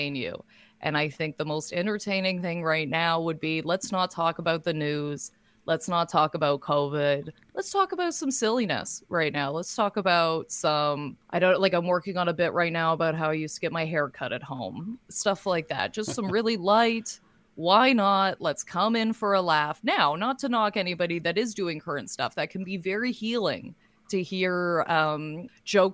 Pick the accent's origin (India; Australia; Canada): Canada; Lindsay, Ontario; now in Toronto, Canada; now living in Toronto and working as a stand-up comedian. Yeah. But my hometown is Lindsay